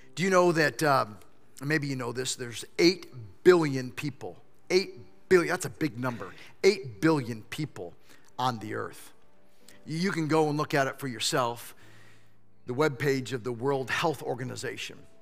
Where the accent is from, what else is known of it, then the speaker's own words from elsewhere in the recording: United States; I don't show up as an American, although I am.